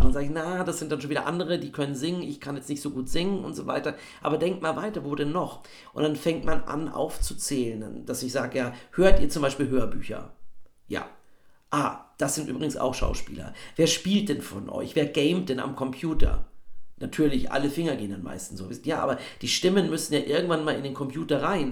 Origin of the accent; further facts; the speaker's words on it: Bavaria, Germany; Ich komme ja aus Bayern